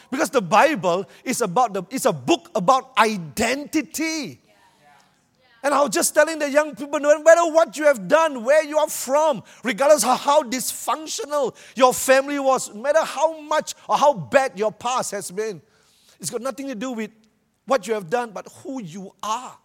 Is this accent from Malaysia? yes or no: yes; Malaysia; I'm from Malaysia